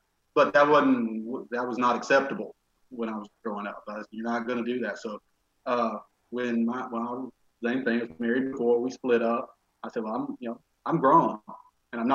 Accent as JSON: {"language": "English", "region": "rural Alabama", "country": "United States", "tie": "born or raised there", "also_born_or_lived": "Texas", "moved": "as an adult", "lives_now": "Tampa, United States", "said": "probably from my accent, you can tell I'm from a pretty rural part of Alabama."}